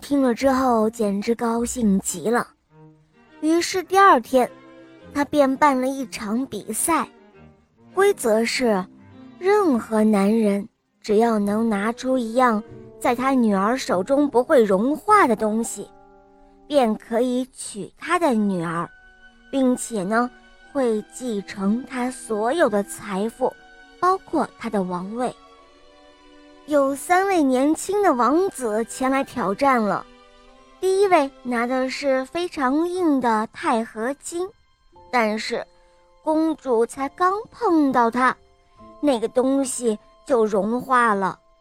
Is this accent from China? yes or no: yes; Jiujiang, Jiangxi, China; 今年我五岁了，我来自江西九江